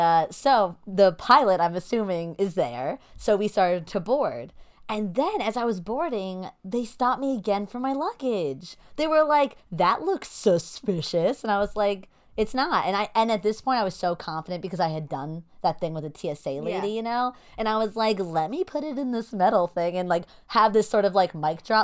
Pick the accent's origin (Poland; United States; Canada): United States; New York; We're New Yorkers.